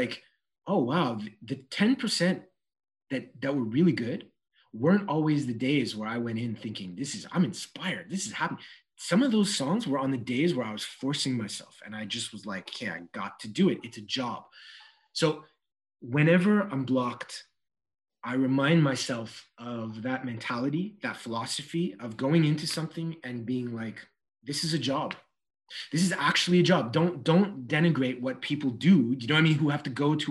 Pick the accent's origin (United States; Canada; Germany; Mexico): Canada; Montreal, Quebec; this goes way back in NDG, back in the NDG days